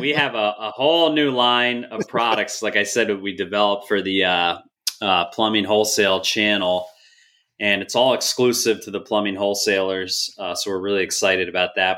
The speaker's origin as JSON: {"language": "English", "region": "New Jersey", "country": "United States", "tie": "born or raised there", "moved": "as an adult", "lives_now": "Texas, United States", "said": "And then we moved up to New Jersey. So I grew up there"}